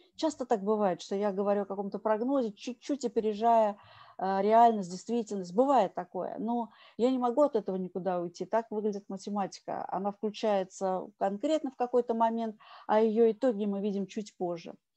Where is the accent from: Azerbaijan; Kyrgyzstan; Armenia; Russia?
Russia; я россиянка